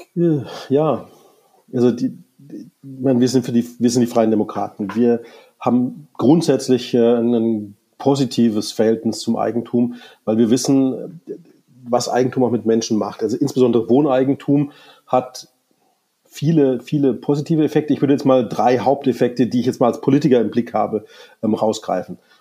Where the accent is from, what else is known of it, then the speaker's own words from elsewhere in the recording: Munich, Bavaria, Germany; ich bin Münchner ich kann mir in München keine Immobilie leisten